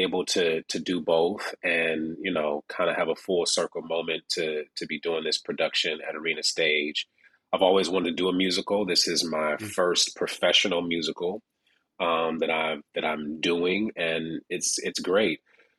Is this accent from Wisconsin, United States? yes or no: no; Detroit, Michigan, United States; my first initial audition was actually in Detroit, Michigan, my hometown.